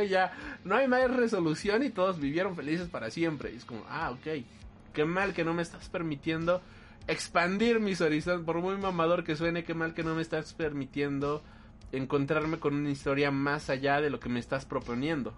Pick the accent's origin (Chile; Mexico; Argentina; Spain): Mexico